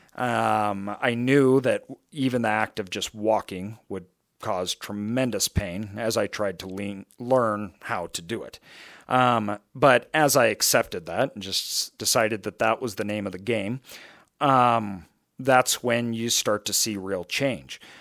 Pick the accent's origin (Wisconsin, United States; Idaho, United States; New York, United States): Idaho, United States; I grew up in Idaho